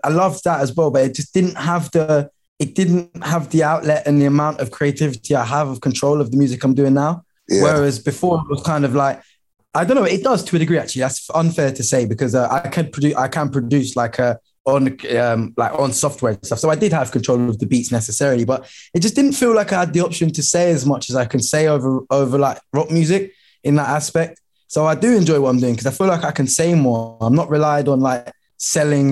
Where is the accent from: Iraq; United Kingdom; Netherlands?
United Kingdom; London; I'm from Lewisham